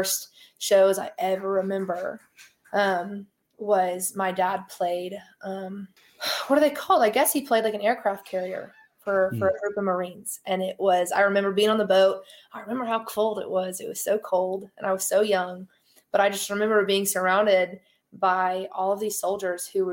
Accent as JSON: {"language": "English", "town": "Tulsa", "region": "Oklahoma", "country": "United States", "tie": "born or raised there", "also_born_or_lived": "Owasso, Oklahoma", "moved": "as an adult", "lives_now": "Nashville, United States", "said": "I'm from Tulsa. So Kane's Ballroom is where I grew up listening to music"}